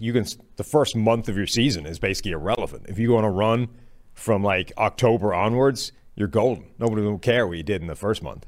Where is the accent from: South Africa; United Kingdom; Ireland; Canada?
Ireland; moved away; I apparently am dragging, like, basically all of Ireland with me.